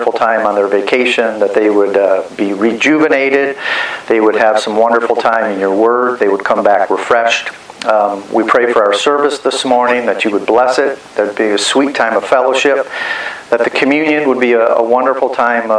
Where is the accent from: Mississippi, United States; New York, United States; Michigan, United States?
Michigan, United States; moved away; I'm originally from Michigan